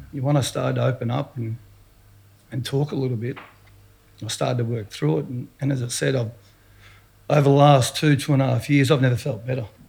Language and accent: English; Dandenong, Victoria, Australia; I'm a kid from Dandy